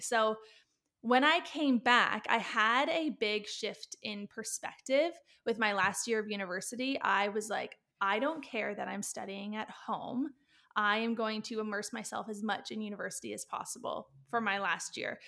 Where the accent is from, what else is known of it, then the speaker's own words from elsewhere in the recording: Canada; also born or lived in Australia; I'm Canadian